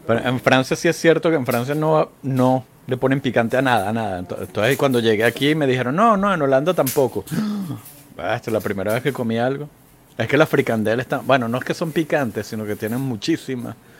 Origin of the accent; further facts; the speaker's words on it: Venezuela; moved away as an adult; yo me fui de Venezuela en 2001